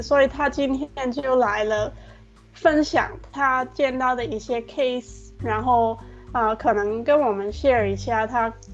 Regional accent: Hong Kong; 因为我也是香港人嘛

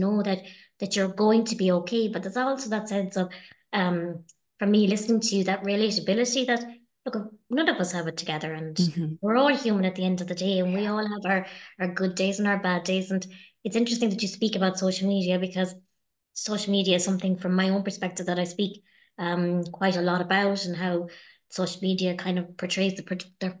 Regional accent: Ireland; as Irish people

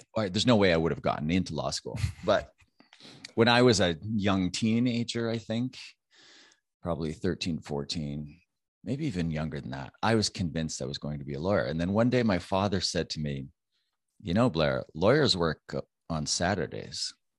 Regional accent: Canada; I'm Canadian

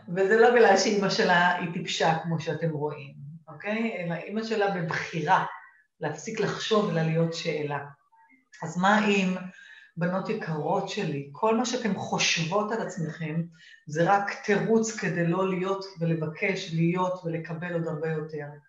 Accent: Israel; accent: Israeli, half Australian; והאנגלית שלי היא אנגלית טובה, ועם אה, מבטא ישראלי

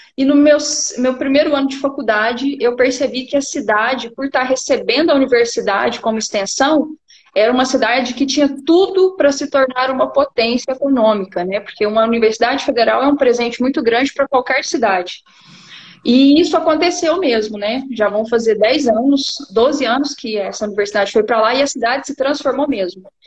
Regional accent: Uberlândia, Minas Gerais, Brazil; eu sou aqui da cidade de Uberlândia, Minas Gerais

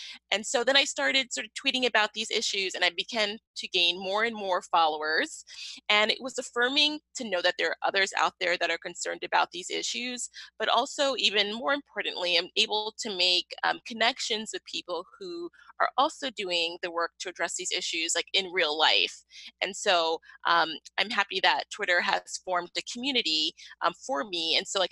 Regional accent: New York City, New York, United States; I am originally from Brooklyn, New York

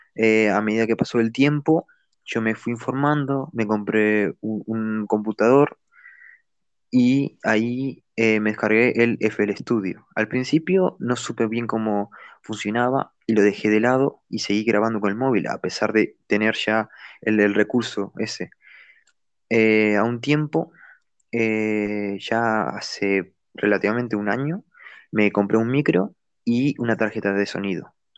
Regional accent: Uruguay; moved away as an adult; now in Spain; Soy de, de eh, Uruguay, pero desde 2018 estoy viviendo en España

